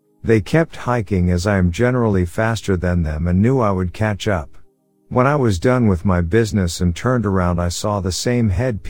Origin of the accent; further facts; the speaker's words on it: Alabama, United States; The first time was when I was a child growing up in Alabama.